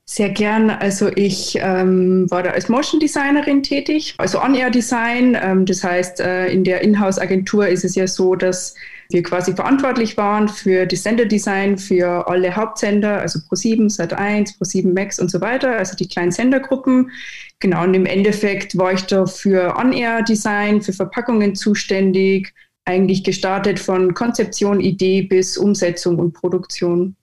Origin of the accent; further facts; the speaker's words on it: Neuhofen im Innkreis, Upper Austria, Austria; now in Munich, Germany; ich komme ursprünglich aus Oberösterreich, äh, lebe jetzt aber seit 13 Jahren in München